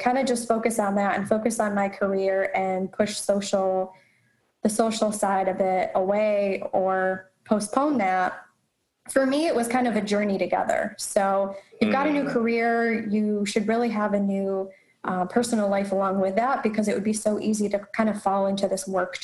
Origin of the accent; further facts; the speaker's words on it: Rochester, New York, United States; moved away as an adult; also born or lived in Charlotte; I currently live in Rochester, and as you mentioned, I'm a Rochester native as well